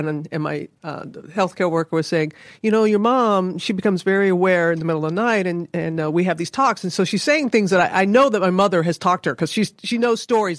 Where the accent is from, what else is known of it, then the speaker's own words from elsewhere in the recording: Tuskegee, Alabama, United States; I was born in Tuskegee